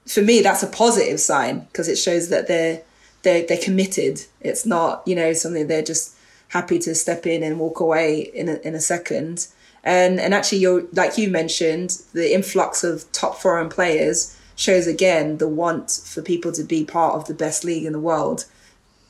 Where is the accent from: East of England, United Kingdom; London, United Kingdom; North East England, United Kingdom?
London, United Kingdom; I grew up in Northwest London, in Edgware Town, and I grew up on an estate around there called Stonegrove